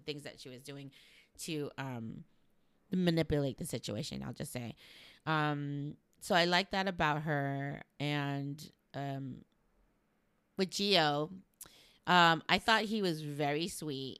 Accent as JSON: {"language": "English", "town": "Los Angeles", "region": "California", "country": "United States", "said": "I'm from L"}